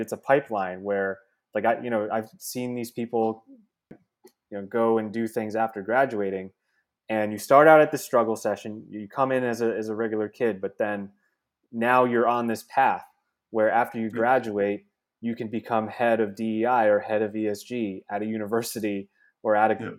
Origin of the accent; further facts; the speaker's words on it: New Jersey, United States; also born or lived in Bronx, New York; spent a few years there in New York and then moved out to Jersey where I grew up